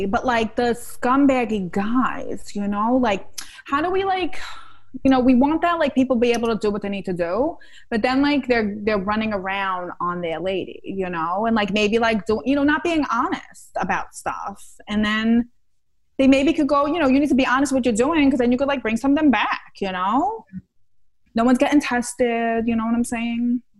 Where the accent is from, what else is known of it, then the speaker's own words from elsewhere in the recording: Queens, New York, United States; I know I'm from Queens and all this stuff, but I've been taking a feminist self-directed reading course.